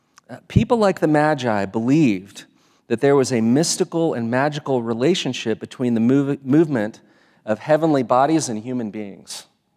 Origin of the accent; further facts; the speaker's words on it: Texas, United States; also born or lived in East Coast; Now, many of you know that I came here from Texas, and you may also know that part of my story is I lived a lot of years back east